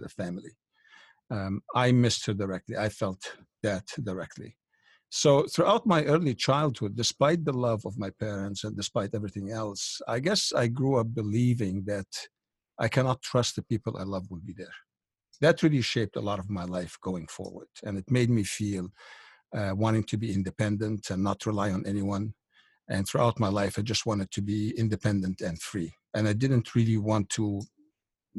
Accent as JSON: {"language": "English", "country": "Egypt", "tie": "born or raised there", "moved": "yes", "said": "I was born in Egypt back in 1952 in what you would consider kind of a upper middle class, very religious family, as Egypt is in general, quite religious at that time"}